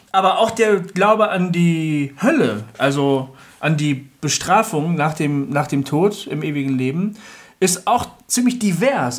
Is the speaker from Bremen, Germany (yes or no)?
yes; Bremen, Germany; bei uns in Bremen, wo ich herkomme